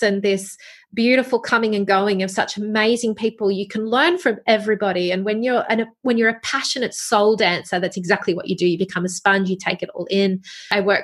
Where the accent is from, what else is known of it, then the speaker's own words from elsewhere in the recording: Wollongong, New South Wales, Australia; I was from Wollongong. I grew up there.